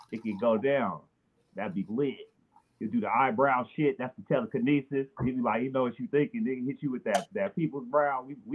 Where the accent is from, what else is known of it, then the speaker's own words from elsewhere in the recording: Oakland, California, United States; accent: Cali; I'm from Oakland.